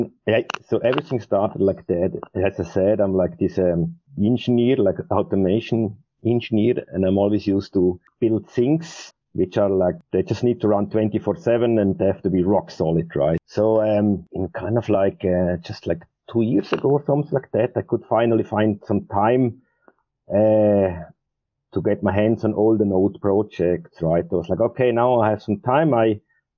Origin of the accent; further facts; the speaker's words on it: Switzerland; moved away as an adult; also born or lived in Asia; I'm originally from Switzerland, and I have this typical electric engineering background, what we usually learn in an apprenticeship when we are 16